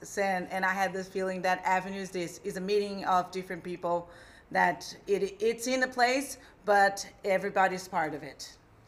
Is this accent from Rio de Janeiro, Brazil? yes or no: no; Sao Paulo, Brazil; I am actually from Sao Paulo